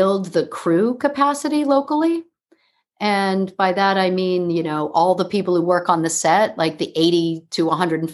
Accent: New York City, New York, United States; also born or lived in Hudson Valley; I grew up in New York City, the child of two actors and teachers, writers, people of the theater

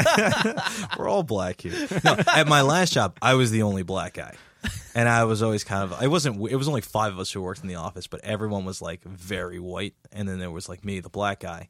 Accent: Jersey City, New Jersey, United States; I am from Jersey City, New Jersey

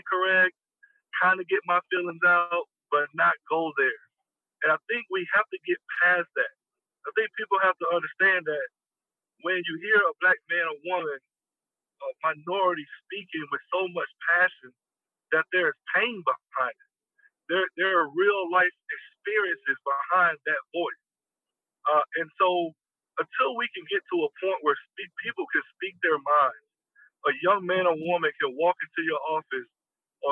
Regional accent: the South, United States; moved away as an adult; also born or lived in California; growing up in the South, I had seen it all and had experienced it all

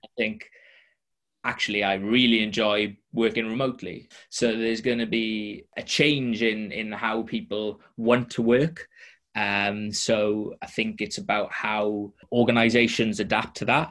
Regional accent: Welsh, Wales, United Kingdom; I'm Welsh

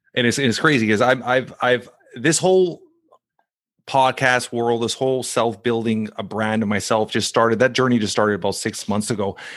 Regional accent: Toronto, Ontario, Canada; now in Brampton, Canada; That's where I grew up in Saint Clair on, uh, on, uh, Dufferin and Saint Clair.

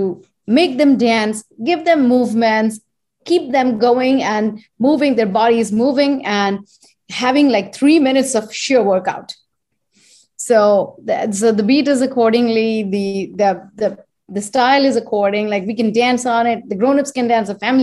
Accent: India; moved away as an adult; now in United States; since I am Indian and I was born and raised there and I come from that land

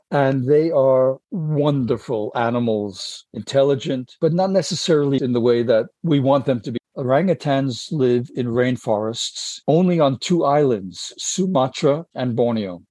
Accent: United States; I said, America

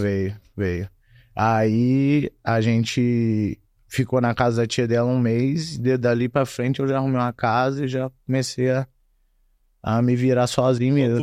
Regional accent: Juiz de Fora, Minas Gerais, Brazil; moved away as an adult; also born or lived in Muriaé; now in United States; nasci e fui criado em Juiz de Fora até meus 18 anos.

